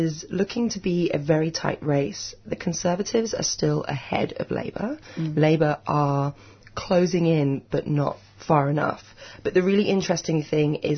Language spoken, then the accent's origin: English; United Kingdom; I'm the Brit in the corner